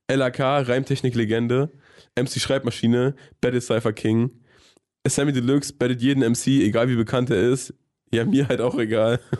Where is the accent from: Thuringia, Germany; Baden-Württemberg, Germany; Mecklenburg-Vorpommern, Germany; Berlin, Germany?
Thuringia, Germany; Nordhausen; Ey, ich komme aus Thüringen.